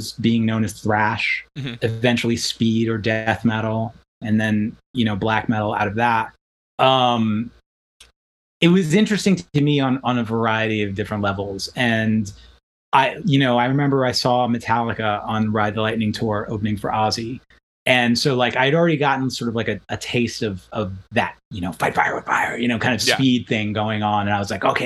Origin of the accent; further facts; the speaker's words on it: New York City, New York, United States; We grew up in New York City.